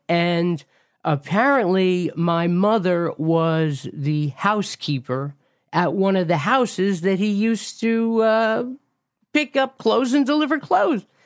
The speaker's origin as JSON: {"language": "English", "town": "Montville", "region": "New Jersey", "country": "United States", "tie": "born or raised there", "moved": "yes", "said": "my childhood, I grew up in New Jersey, in a town called Montville"}